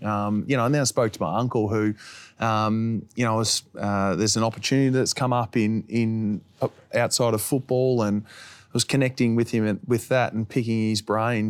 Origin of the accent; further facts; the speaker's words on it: Finley, New South Wales, Australia; I was once a kid growing up in Finley